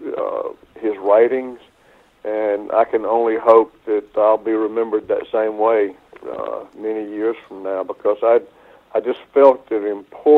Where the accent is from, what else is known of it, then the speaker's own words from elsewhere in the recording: southeastern North Carolina, United States; my hometown in southeastern North Carolina